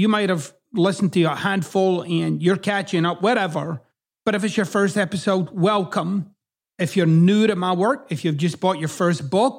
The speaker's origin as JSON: {"language": "English", "region": "Scotland", "country": "United Kingdom", "accent": "Scottish", "moved": "yes", "lives_now": "United States", "said": "Like, my accent doesn't really fit in Scotland and it doesn't really fit here in the United States."}